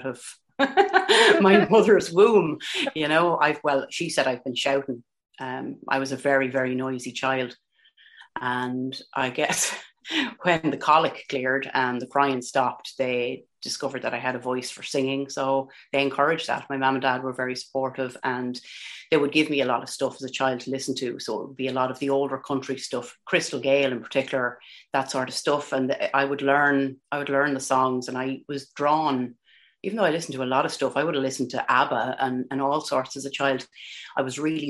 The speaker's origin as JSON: {"language": "English", "country": "Ireland", "accent": "Irish", "said": "I can't deny the big Irish accent. I can't I can't claim to be from Nashville or anywhere else. I'm a total Paddy."}